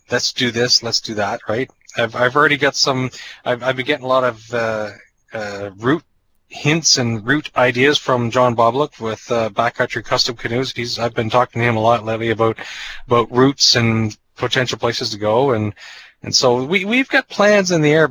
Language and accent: English; New Brunswick, Canada; moved away; I grew up in New Brunswick.